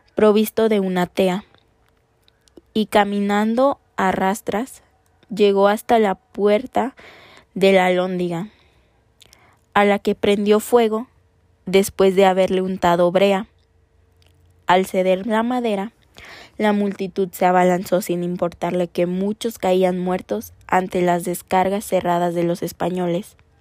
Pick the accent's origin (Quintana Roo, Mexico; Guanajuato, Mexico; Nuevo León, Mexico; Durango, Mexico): Guanajuato, Mexico; León; nosotras, las conductoras de este podcast, somos originarias de León, Guanajuato